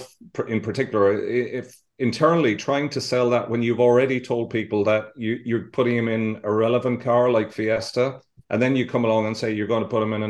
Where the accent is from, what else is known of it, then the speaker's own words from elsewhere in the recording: Ireland; it was my home country